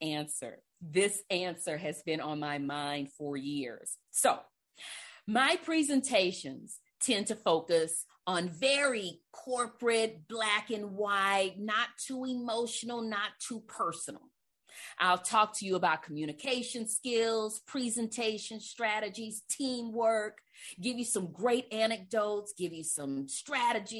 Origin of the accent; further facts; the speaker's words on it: Livingston, Texas, United States; also born or lived in Beaumont, Texas; I'm originally from Beaumont, but I grew up in Livingston